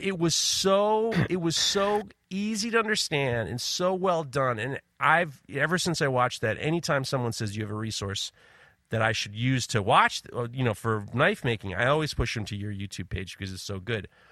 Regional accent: New York, United States; I'm from New York

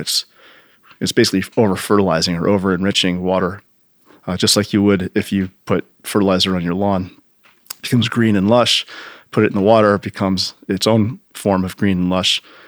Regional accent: United States; growing up in Long Island Sound

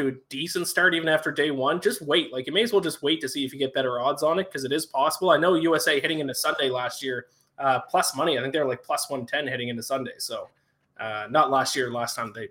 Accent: Canada; my home country of Canada

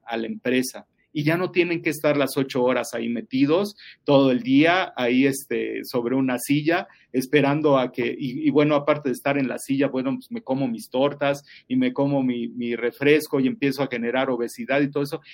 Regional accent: Mexico; como buenos mexicanos

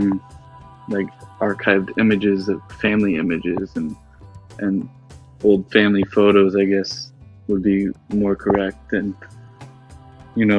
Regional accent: Oakville, Ontario, Canada; growing up in Oakville

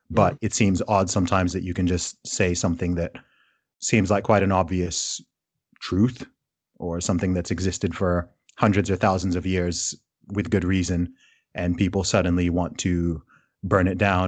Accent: Saudi Arabia; also born or lived in United Kingdom; so I obviously I am British, despite my accent not giving it away. So I was born in the UK. However, my family is originally from Nigeria.

